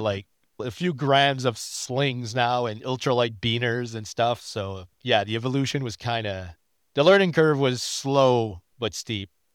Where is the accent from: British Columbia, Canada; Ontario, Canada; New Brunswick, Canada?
New Brunswick, Canada; moved away as an adult; now in Quebec, Canada; I am not from Quebec. I am actually from New Brunswick. I'm a proud Acadian.